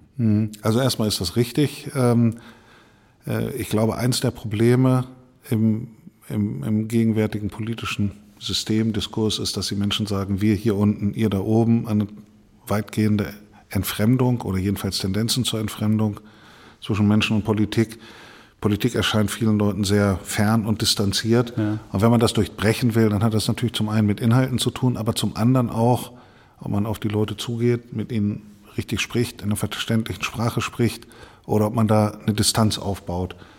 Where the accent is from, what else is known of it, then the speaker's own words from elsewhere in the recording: Mehle, Lower Saxony, Germany; now in Bremen, Germany; in der äh, Feuerwehrkapelle der, äh, der Freiwilligen Feuerwehr Mehle kleinen Ort, wo ich herkomme